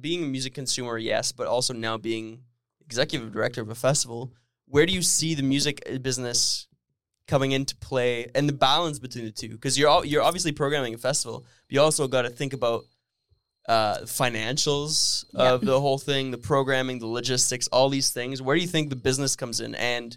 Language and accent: English; Sudbury, Ontario, Canada; my hometown Sudbury band